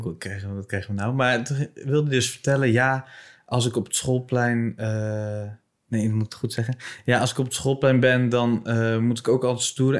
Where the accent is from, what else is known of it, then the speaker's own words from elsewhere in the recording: Bible Belt, Netherlands; in de Bijbelbelt waar ik vandaan kom